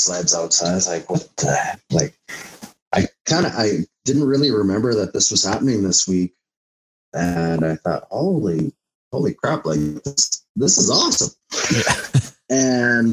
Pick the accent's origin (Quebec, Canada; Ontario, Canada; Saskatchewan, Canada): Saskatchewan, Canada; Indian Head; I grew up in Indian Head, and that's where I come from.